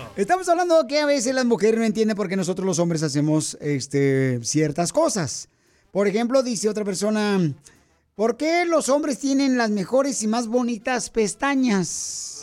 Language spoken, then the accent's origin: Spanish; Michoacán, Mexico; now in United States; Soy de Michoacán